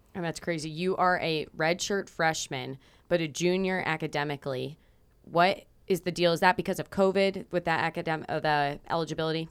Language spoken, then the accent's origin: English; Rochester, New York, United States; moved away; I'm from Rochester, New York